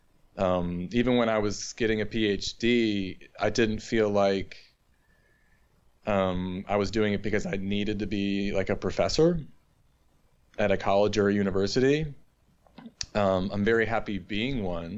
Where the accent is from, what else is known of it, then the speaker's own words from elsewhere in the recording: Northeast, United States; moved away as an adult; also born or lived in Bloomington, Indiana; now in Hanover, United States; I'm from the Northeast